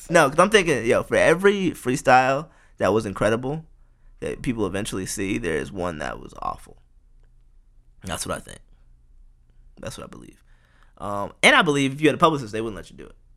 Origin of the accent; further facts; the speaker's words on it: Houston, Texas, United States; I'm from Houston too